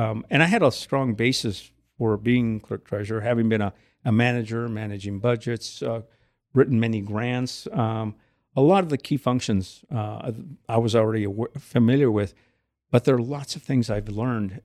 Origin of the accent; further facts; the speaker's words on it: Southern California, United States; now in Goshen, United States; I grew up in Southern California. From parents who moved to California from Texas